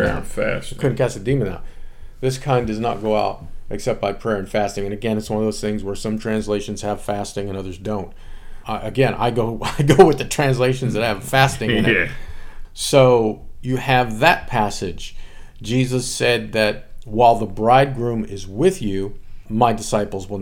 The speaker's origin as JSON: {"language": "English", "country": "United States", "said": "as Americans, I speak as an American"}